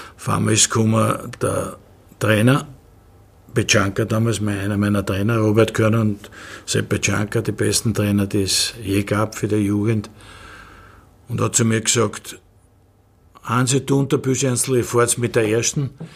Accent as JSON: {"language": "German", "region": "Vienna", "country": "Austria", "tie": "born or raised there", "said": "bin ich ein geborener Wiener"}